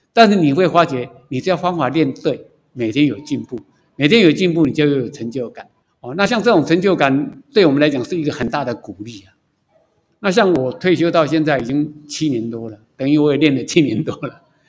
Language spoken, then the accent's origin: Chinese; Taipei, Taiwan; moved away as an adult; now in Hualien, Taiwan; 我是台北人，工作在花莲